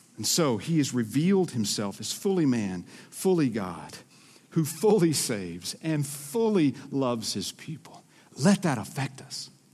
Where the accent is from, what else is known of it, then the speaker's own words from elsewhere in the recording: Georgia, United States; accent: Southern; moved away as an adult; now in Minnesota, United States; I'm originally from Georgia.